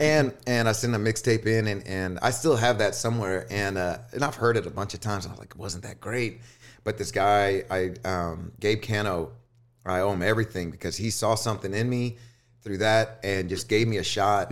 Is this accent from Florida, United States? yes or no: no; Houston, Texas, United States; now in Austin, United States; I'm from Houston and, and, uh, born and raised out there